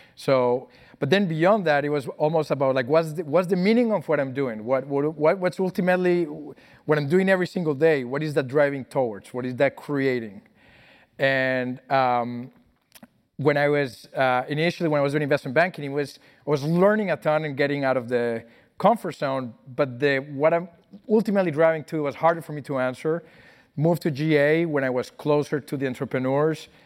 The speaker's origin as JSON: {"language": "English", "country": "Colombia", "tie": "born or raised there", "also_born_or_lived": "Brazil", "moved": "yes", "said": "I grew up in Colombia."}